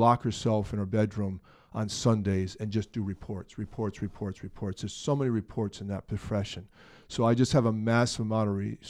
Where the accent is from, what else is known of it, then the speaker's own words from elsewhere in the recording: Hamden, Connecticut, United States; also born or lived in New Haven, Connecticut / Ansonia, Connecticut; Actually, I was born in New Haven, Connecticut.